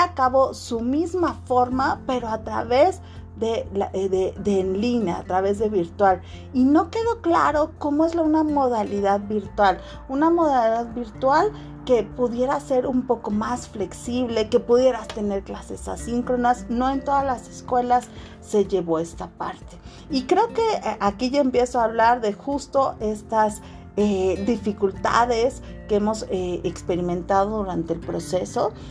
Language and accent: Spanish; Mexico